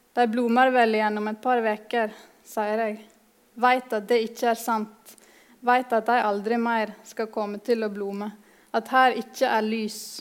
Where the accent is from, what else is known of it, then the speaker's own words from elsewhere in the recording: Nordfjordeid, Vestland, Norway; kommer jeg fra Nordfjordeid i Sogn og Fjordane